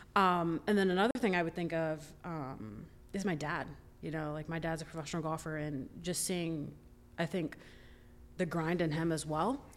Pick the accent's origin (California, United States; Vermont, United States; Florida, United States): Florida, United States; Orlando; So I'm from Orlando, grew up there, went there